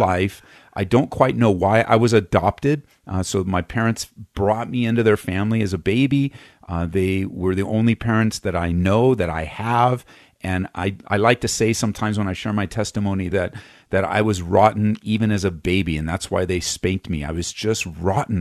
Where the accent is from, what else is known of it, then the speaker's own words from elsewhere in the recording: Los Angeles, California, United States; moved away as an adult; now in Aurora, United States; we moved here uh, from Southern California, uh, where I was born and raised just outside of East Los Angeles